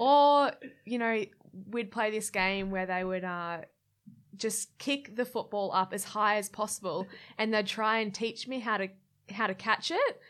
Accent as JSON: {"language": "English", "town": "Gold Coast", "region": "Queensland", "country": "Australia", "tie": "born or raised there", "also_born_or_lived": "Brisbane", "said": "I grew up on the Gold Coast"}